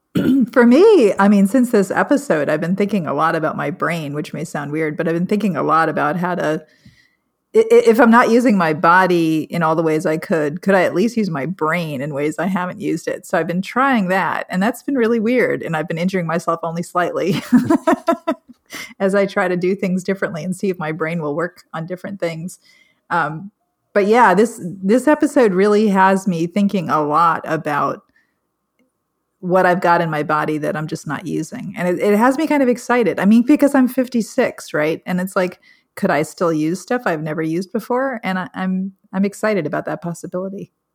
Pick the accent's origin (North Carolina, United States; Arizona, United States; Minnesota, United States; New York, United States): New York, United States; Long Island; also born or lived in South Chicago; now in Chicago, United States; growing up on Long Island